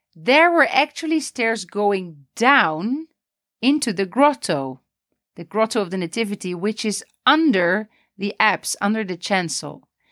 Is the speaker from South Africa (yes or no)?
no; Netherlands; now in Palestine; I'm originally from the Netherlands